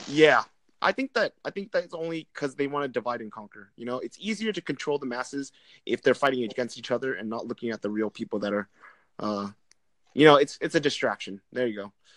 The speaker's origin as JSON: {"language": "English", "country": "Vietnam", "said": "I'm Vietnamese"}